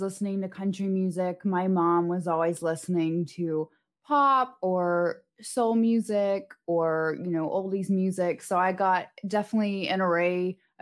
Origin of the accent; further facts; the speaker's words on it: Knoxville, Tennessee, United States; moved away as an adult; also born or lived in Birmingham, Alabama; now in Nashville, United States; So I was born in Alabama. When I was about 8, my parents split and I moved with my mom to Knoxville. So I usually say I'm from Knoxville when people ask me, because that's the majority of where I spent growing up and my childhood